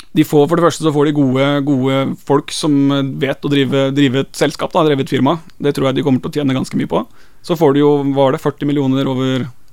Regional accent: Skien, Telemark, Norway; now in Kristiansand, Norway; Jeg er jo fra Skien

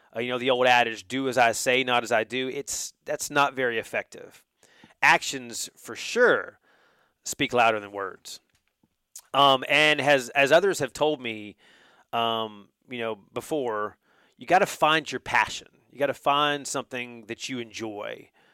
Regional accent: North Carolina, United States; now in Georgia, United States; I grew up in North Carolina, where college basketball is king

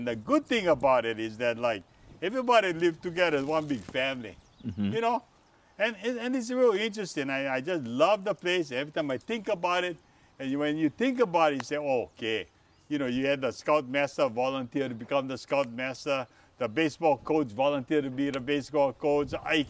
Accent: Hakalau, Hawaii, United States; I'm born and raised in Hakalau.

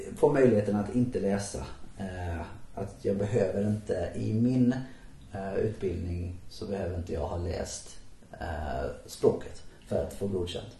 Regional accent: Halmstad, Halland County, Sweden; moved away; när jag växte upp i Halmstad, så länge jag bodde i Halmstad

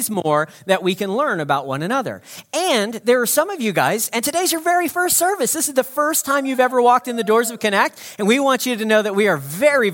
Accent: United States; now in Evanston, Canada; I'm not a Canadian. I'm actually an American.

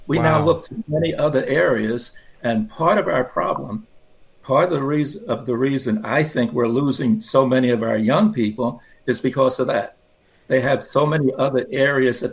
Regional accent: New York City, New York, United States; I grew up in Brooklyn, New York

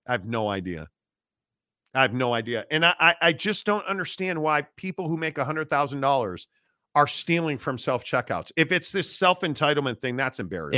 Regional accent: Northbrook, Illinois, United States; I am from Northbrook, Illinois

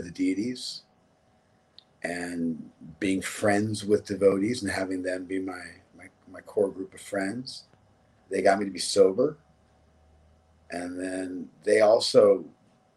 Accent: Los Angeles, California, United States; I was born and raised in Los Angeles, and I grew up in West

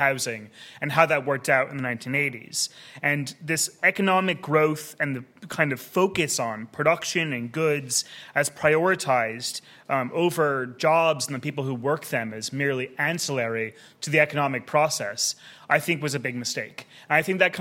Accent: United States; accent: American; now in Australia; as you can tell from my accent, I also was conceived in the United States

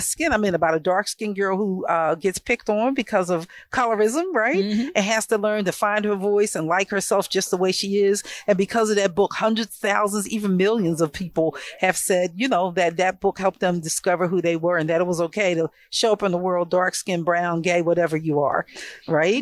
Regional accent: Philadelphia, Pennsylvania, United States; I was born here in North Philadelphia

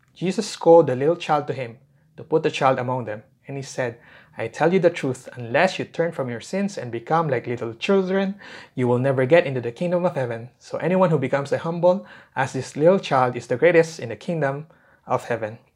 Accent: Philippines; as a Filipino people

